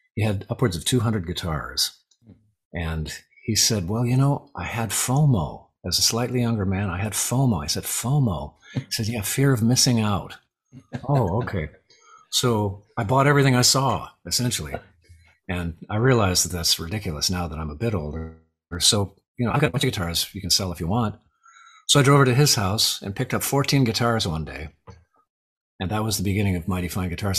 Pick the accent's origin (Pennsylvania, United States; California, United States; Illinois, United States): California, United States; Arcadia; now in Lafayette, United States; I grew up in Southern California, uh, Arcadia, California, the jewel of the smog belt